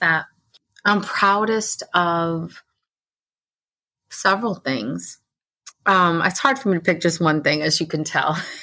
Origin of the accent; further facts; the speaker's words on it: Orange County, New York, United States; I grew up in Orange County, New York